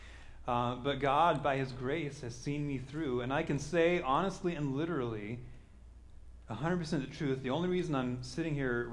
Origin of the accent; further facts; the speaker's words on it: Kansas, United States; also born or lived in Denver; now in Seattle, United States; I'm from Kansas